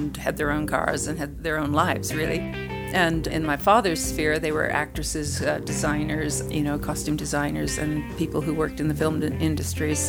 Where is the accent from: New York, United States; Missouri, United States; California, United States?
California, United States; I grew up in California, and both my parents were artists